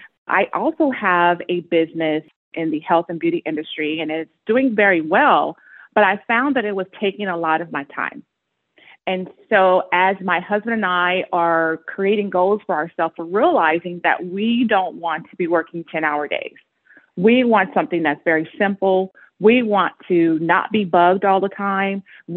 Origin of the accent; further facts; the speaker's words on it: Las Vegas, Nevada, United States; also born or lived in California; I am from Las Vegas, Nevada. My first home is here in Las Vegas. I, of course, am from California too, so I say half and half of where I've been.